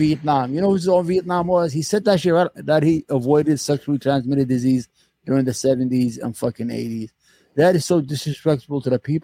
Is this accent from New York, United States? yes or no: yes; New York City, New York, United States; also born or lived in Yemen; I grew up in New York